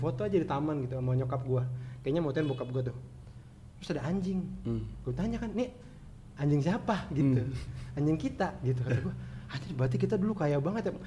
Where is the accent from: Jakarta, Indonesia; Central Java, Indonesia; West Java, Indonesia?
Jakarta, Indonesia; also born or lived in Bekasi; gua lahirnya di Jakarta